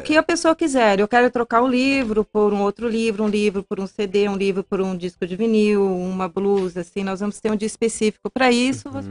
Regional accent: Londrina, Paraná, Brazil; moved away as an adult; now in Ponta Grossa, Brazil; Eu sou de Londrina

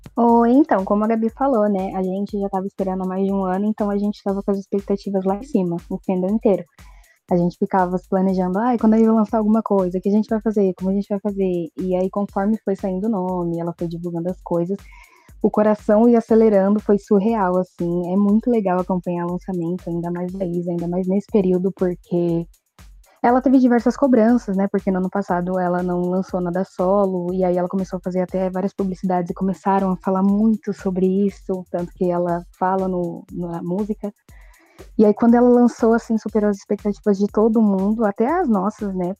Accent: São Paulo, Brazil; Eu sou de São Paulo

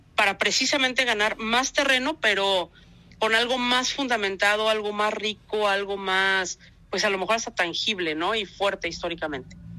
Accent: Guanajuato, Mexico; la gente que vivimos acá, de los que nacimos en Guanajuato, de los que somos parte del Estado

